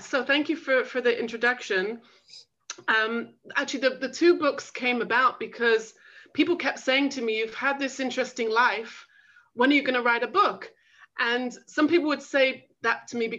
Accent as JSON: {"language": "English", "region": "England", "country": "United Kingdom", "tie": "born or raised there", "also_born_or_lived": "Manchester / London / Los Angeles", "moved": "as an adult", "said": "I grew up in England"}